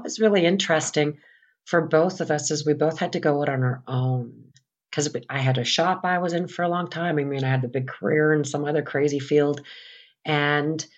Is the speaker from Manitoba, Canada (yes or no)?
yes; St. Anne, Manitoba, Canada; I'm from St. Anne, Manitoba, and I'm from a farm field about 5 miles sort of northwest of St. Anne